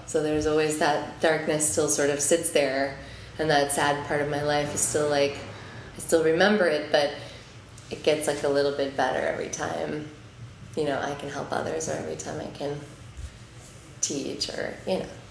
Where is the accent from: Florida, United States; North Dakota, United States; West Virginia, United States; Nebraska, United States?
Nebraska, United States; Omaha; now in New York, United States; I'm from Omaha, I've been here for twelve years